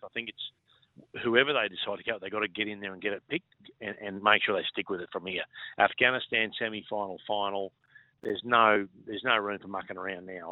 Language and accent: English; Innisfail, Queensland, Australia; also born or lived in Gordonvale / Cairns; now in Brisbane, Australia; born and bred in Innisfail